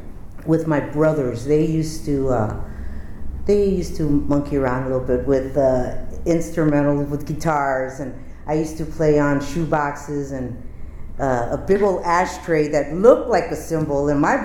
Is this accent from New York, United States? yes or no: no; Milwaukee, Wisconsin, United States; moved away as an adult; also born or lived in San Antonio, Texas; I was born in San Antonio, Texas, and I grew up in the city of Milwaukee in Wisconsin.